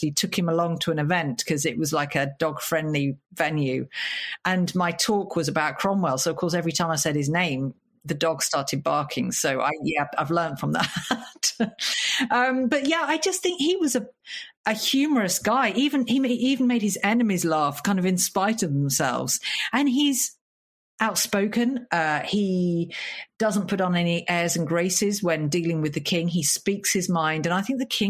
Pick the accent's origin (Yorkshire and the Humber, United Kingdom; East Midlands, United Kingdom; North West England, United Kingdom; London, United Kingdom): East Midlands, United Kingdom; Lincoln; Lincoln is my hometown. That's where I was born.